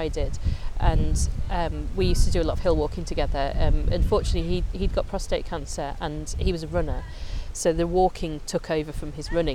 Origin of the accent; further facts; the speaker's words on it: Coventry, West Midlands, United Kingdom; moved away as an adult; now in Lake District, United Kingdom; Me and my sister, we grew up in Coventry